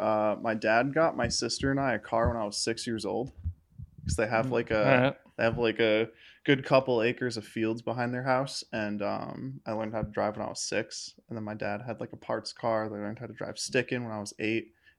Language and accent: English; Kinderhook, New York, United States; Outside of Albany, New York.